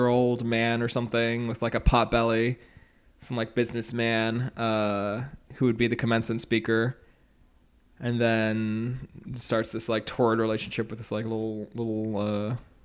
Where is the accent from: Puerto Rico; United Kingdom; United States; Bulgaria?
United Kingdom; I'm British